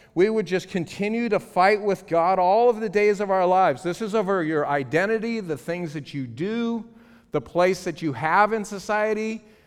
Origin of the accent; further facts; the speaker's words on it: Los Angeles, California, United States; I'm from Los Angeles